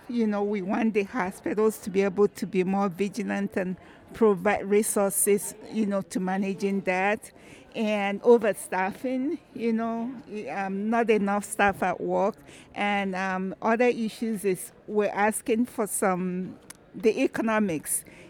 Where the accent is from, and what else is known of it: Minnesota, United States